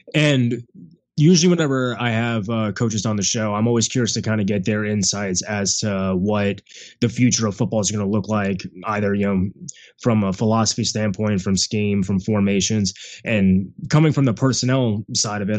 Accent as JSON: {"language": "English", "region": "Central Florida", "country": "United States", "tie": "born or raised there", "said": "growing up in Central Florida"}